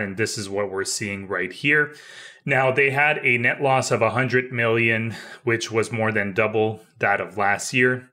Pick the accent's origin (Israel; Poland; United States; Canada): Canada; as Canadian